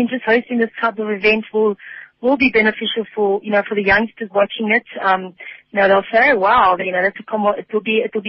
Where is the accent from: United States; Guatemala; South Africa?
South Africa; my home country